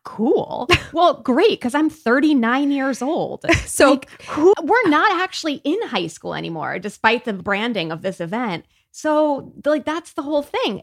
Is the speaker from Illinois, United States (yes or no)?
yes; Peoria, Illinois, United States; I grew up in Peoria, Illinois, which mm-hmm. is like the middle of the Midwest